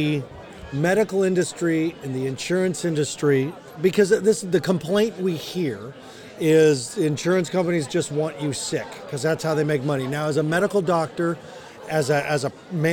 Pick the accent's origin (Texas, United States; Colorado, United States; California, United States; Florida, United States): Colorado, United States; I'm from Colorado